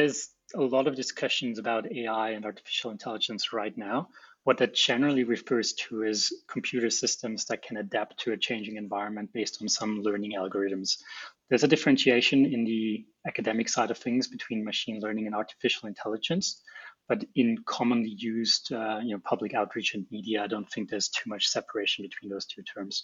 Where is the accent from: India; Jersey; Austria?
Austria; moved away as an adult; also born or lived in Japan; now in Brisbane, Australia; So I'm originally from Austria. I grew up in a small town in the Alps there